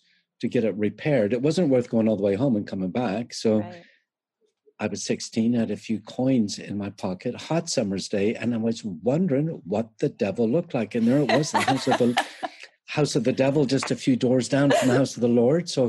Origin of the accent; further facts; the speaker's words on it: Canada; moved away; I am Canadian